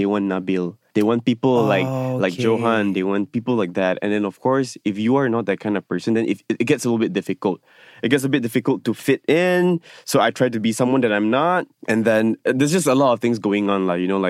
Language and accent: English; Penang, Malaysia; now in Kuala Lumpur, Malaysia; Yeah. Hokkien, no, I'm not Hokkien Lang, sorry. I'm a Cantonese. I'm the minority in Penang, but anyway.